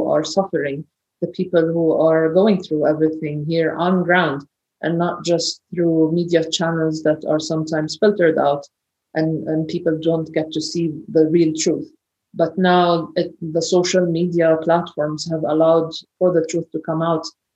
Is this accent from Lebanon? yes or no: no; Ramallah, West Bank, Palestine; I grew up in Ramallah in Palestine